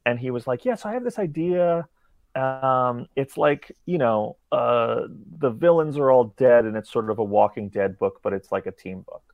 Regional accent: New York City, New York, United States; growing up in New York City.

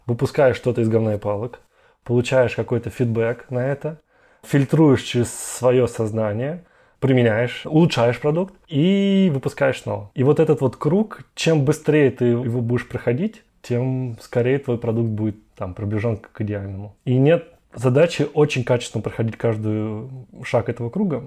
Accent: Moscow, Russia; moved away as an adult; also born or lived in Brazil / Europe / United States; я из Москвы и большой город

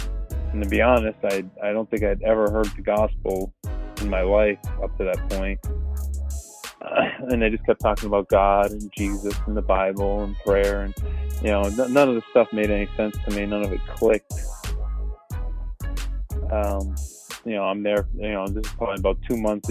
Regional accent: Northeast Pennsylvania, United States; I'm from Pennsylvania, so I'm from Northeast Pennsylvania

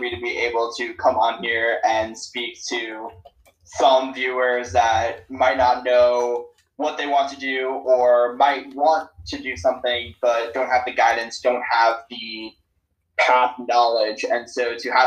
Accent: South Florida, United States; also born or lived in New York; I did move from New York when I was 3 years old, and I grew up in the South Florida region ever since

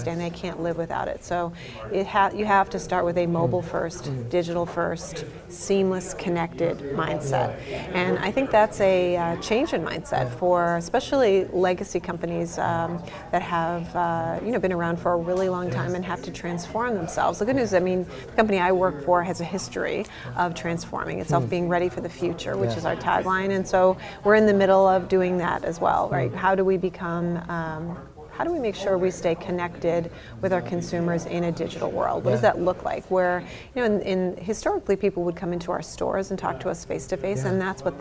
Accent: United States; now in Canada; I'm an American. Yeah. I have family back in the U.S.

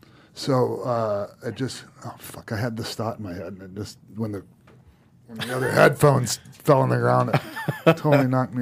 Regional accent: St. Petersburg, Florida, United States; That's, because the camp of St. Pete, that's my hometown.

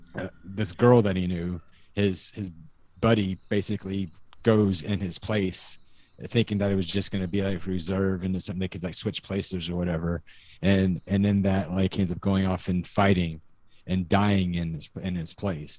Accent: Kansas, United States; having grown up and having family from Kansas

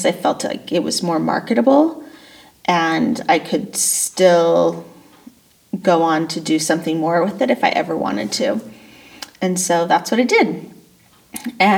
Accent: Boise, Idaho, United States; I grew up here in Boise, Idaho

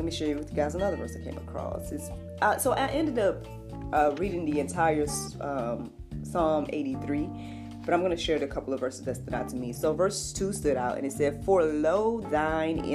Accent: United States; as an American

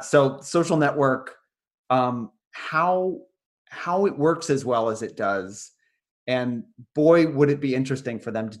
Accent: United States; me growing up, you know, born in the 80s after these events in America

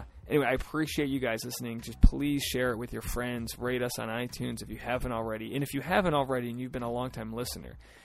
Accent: United States; now in Los Angeles, United States; we're from like an hour away.

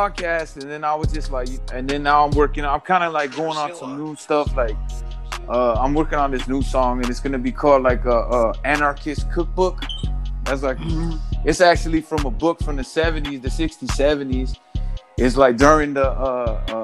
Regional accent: Southern California, United States; moved away as an adult; now in Detroit, United States; I'm from Cali. I'm from Southern California.

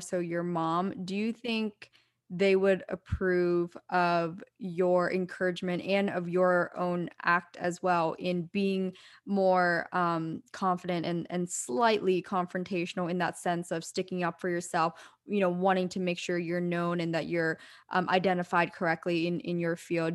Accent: East Coast, United States; now in California, United States; growing up on the East Coast

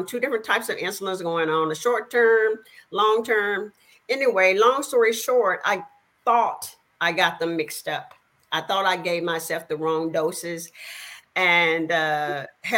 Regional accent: El Dorado, Arkansas, United States; now in Houston, United States; I am originally born in a little small town in Arkansas. And you may be able to tell by my accent. It's a little town called El Dorado.

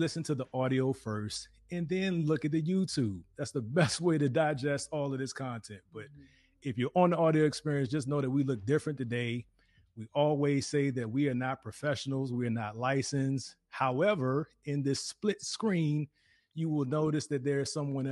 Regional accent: Virginia, United States; now in Dallas-Fort Worth, United States; So we're from Virginia too, yeah. And we're now in the Dallas-Fort Worth area of Texas

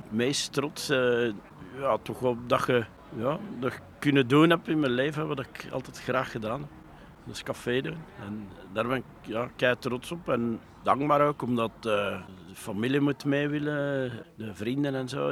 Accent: Leuven, Flanders, Belgium; also born or lived in Hoegaarden / Huldenberg; Ik kom uit Leuven

